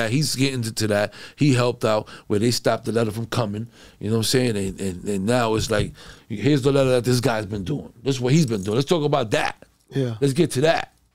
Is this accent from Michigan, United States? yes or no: no; Connecticut, United States; I'm from Connecticut.